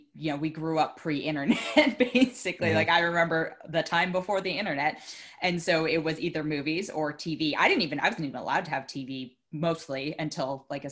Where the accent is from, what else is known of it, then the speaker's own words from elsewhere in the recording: Oakland, California, United States; I'm from Oakland.